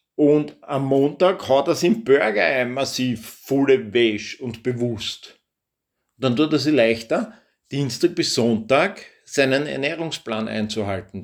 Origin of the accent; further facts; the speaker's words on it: Austria; bei uns in Österreich